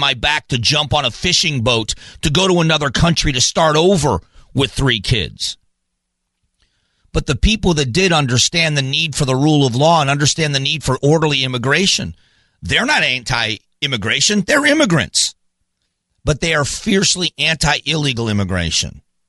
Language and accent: English; Fort Myers, Florida, United States; I grew up in the South. I'm broadcasting from my hometown. I'm in Fort Myers, Florida.